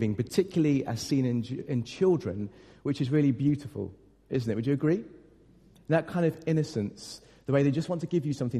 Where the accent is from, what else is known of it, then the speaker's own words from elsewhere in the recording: United Kingdom; we're British